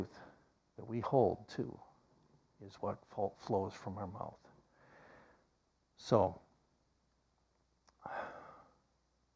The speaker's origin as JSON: {"language": "English", "region": "Iowa", "country": "United States", "tie": "born or raised there", "moved": "yes", "lives_now": "Oklahoma, United States", "said": "my home state of Iowa"}